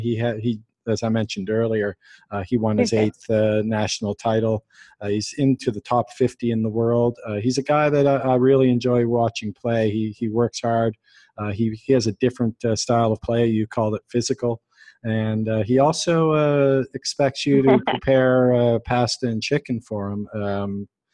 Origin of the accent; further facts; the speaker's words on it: Canada; I'm being Canadian